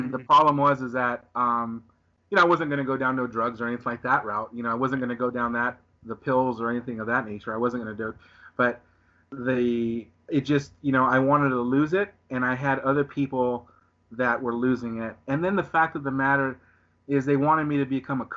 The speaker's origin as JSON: {"language": "English", "region": "Southern California", "country": "United States", "said": "I'm from Southern California, so I live in Southern California."}